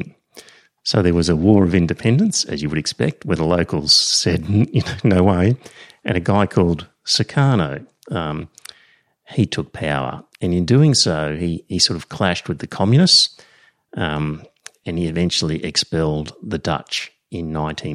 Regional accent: Australia; I'm Australian

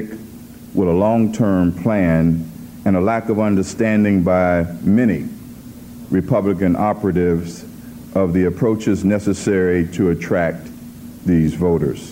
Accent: Cincinnati, Ohio, United States; I'm from Cincinnati

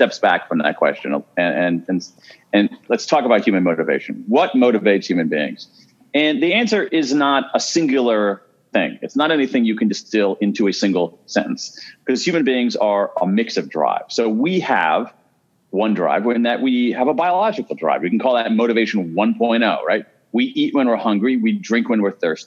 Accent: Columbus, Ohio, United States; I grew up in Columbus, Ohio. I am a Midwesterner

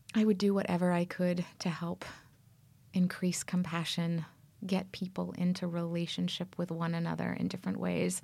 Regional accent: Toronto, Ontario, Canada; also born or lived in Berkeley, California / Central Valley, California; now in United States; I'm from Canada.

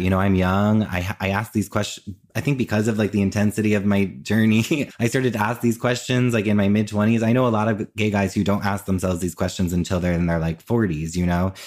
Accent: New Jersey, United States; now in New York, United States; I grew up in Jersey and I currently live in New York and I've always lived in New York or New Jersey

